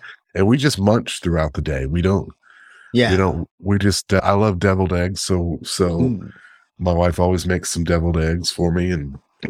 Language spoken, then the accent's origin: English; the South, United States; And we are from the South, and that's what we do here in the South, is we have cornbread dressing.